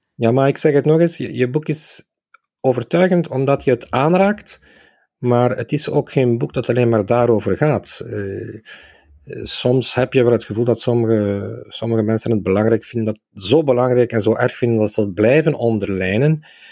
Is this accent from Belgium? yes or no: yes; Aalst, Flanders, Belgium; mijn geboortestad Aalst, waar ik eh, als kind 50 jaar geleden